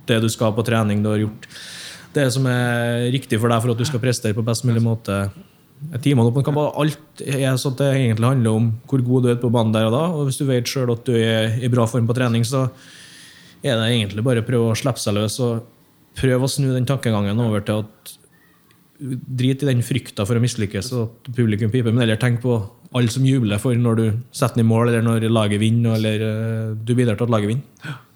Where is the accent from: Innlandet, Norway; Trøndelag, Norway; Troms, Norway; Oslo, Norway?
Trøndelag, Norway; Hemne; moved away; jeg kommer fra Hemne